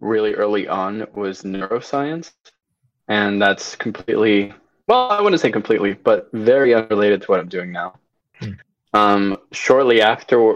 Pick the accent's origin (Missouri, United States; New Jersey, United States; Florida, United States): Florida, United States; also born or lived in Venezuela; I'm from Venezuela. I grew up in Florida